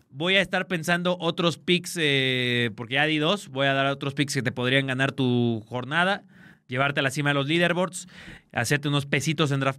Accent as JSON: {"language": "Spanish", "country": "Mexico", "said": "como buen mexicano"}